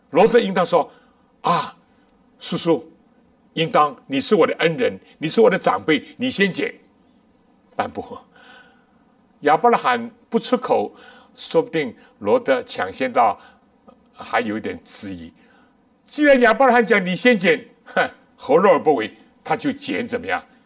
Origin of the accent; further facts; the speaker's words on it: China; 我们中国人